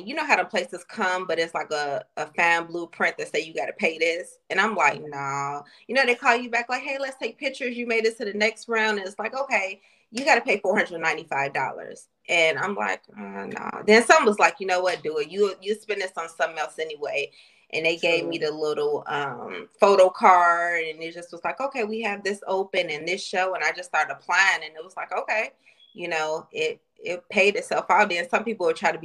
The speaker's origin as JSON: {"language": "English", "town": "Chicago", "region": "Illinois", "country": "United States", "said": "I'm from Chicago."}